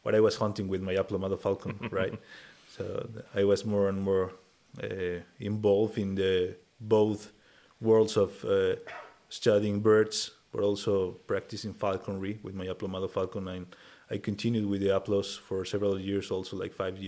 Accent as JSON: {"language": "English", "region": "Mexico City", "country": "Mexico", "tie": "born or raised there", "said": "So I grew up in Mexico City, a very crowded city."}